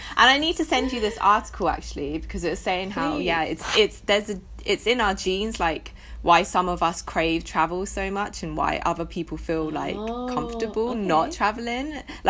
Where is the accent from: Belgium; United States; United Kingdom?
United Kingdom; England; born or raised there; also born or lived in London